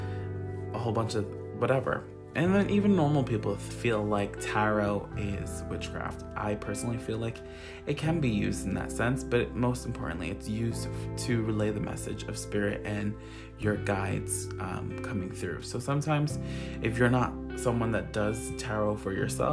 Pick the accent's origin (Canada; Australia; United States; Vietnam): United States; Long Island, New York; Long Island, New York. That is where I'm from. That is where I live. I've been here all of my life.